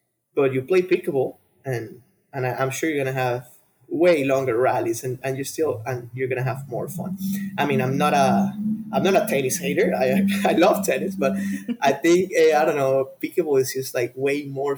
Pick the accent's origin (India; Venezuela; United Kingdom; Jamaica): Venezuela; For sure, yeah, I for sure want to create partnerships over there in Venezuela. It's my home country, you know.